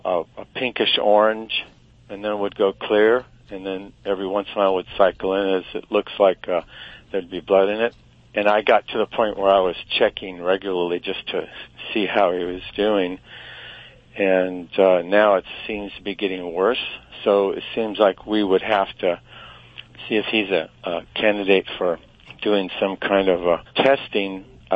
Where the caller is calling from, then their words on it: Santa Barbara, California, United States; Santa Barbara, California.